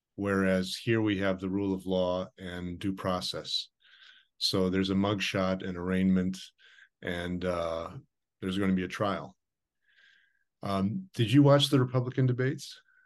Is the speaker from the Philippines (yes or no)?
no; United States; I'm an American